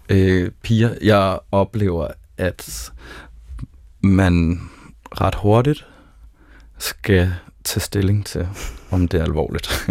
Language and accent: Danish; South Zealand, Denmark; Jeg er født på Sydsjælland og har gået i folkeskole med libaneser og palæstinenser